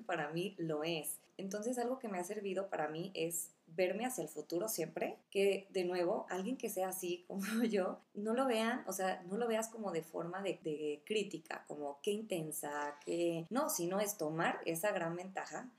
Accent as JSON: {"language": "Spanish", "town": "Uruapan", "region": "Michoacán", "country": "Mexico", "moved": "yes", "said": "soy de Uruapan"}